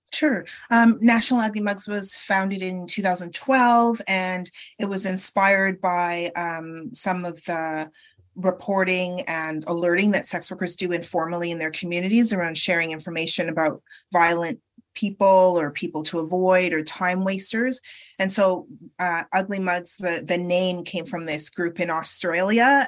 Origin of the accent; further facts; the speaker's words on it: Canada; also born or lived in United Kingdom; I was born in the UK, but I grew up in Canada